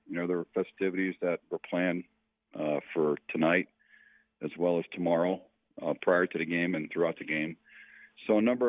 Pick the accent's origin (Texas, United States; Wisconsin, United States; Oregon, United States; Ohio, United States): Ohio, United States; Cleveland; I came from Cleveland to go to Pittsburgh for 7 years, even when I played in Chicago for a number of years.